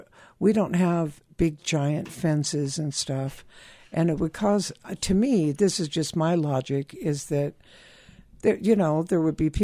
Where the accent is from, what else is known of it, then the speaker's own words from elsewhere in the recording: California, United States; I was born and raised in California.